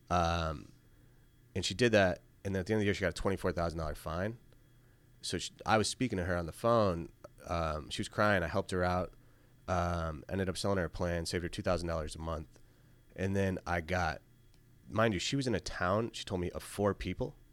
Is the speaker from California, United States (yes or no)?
no; Syracuse, New York, United States; Again, I'm originally from Syracuse. My family kill me if I ever got rid of the 315.